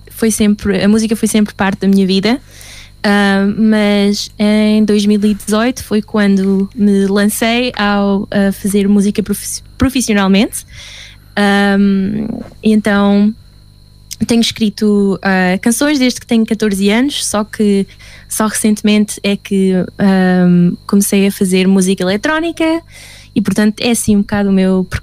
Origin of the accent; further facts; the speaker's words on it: Luxembourg; first language Portuguese; moved away as an adult; also born or lived in Portugal; now in England; Sim, mas estou no Luxemburgo, estava no Luxemburgo durante 12 anos, portanto fui para Luxemburgo quando tinha 8 anos. Fiz a minha escola toda no Luxemburgo.